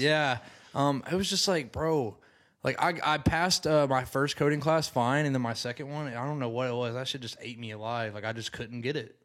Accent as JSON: {"language": "English", "town": "Decatur", "region": "Alabama", "country": "United States", "moved": "as an adult", "said": "I'm originally from Decatur"}